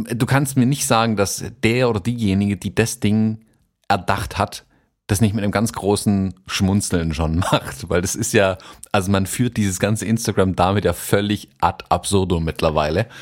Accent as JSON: {"language": "German", "town": "Stuttgart", "region": "Baden-Württemberg", "country": "Germany", "said": "bei uns in Stuttgart"}